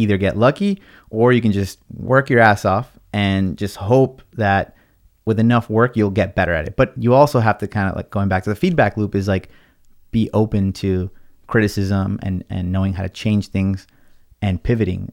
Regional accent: Los Angeles, California, United States; first language Spanish; English is a second language; also born or lived in Watts, California / Lakewood, California / Long Beach, California; I'm from, uh, born and raised in L A, and, uh, I grew up in Watts, California

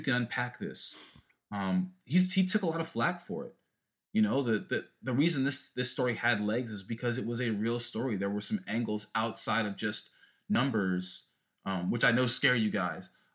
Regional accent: Southern California, United States; growing up in Southern California, I played for Al Camino High School

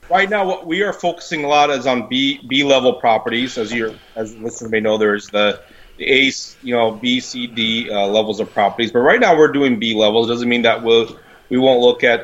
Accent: Midwest, United States; now in Ontario, Canada; amazed on how different the the housing rules and the rental rules are here in Ontario compared to where I came from the Midwest.

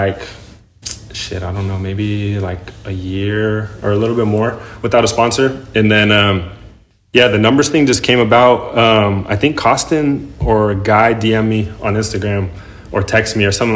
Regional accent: Sacramento, California, United States; born or raised there; also born or lived in San Jose, California / Las Vegas, Nevada

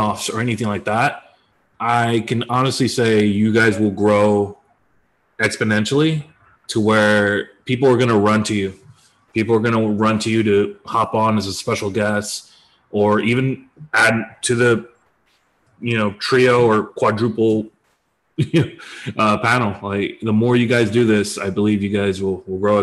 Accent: United States; accent: American English; I'm an American

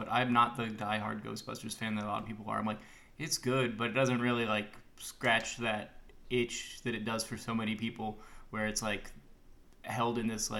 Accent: Oklahoma, United States; I'm from Oklahoma.

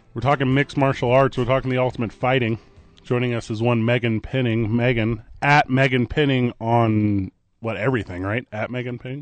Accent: Midwest, United States; now in Albuquerque, United States; I grew up in the Midwest

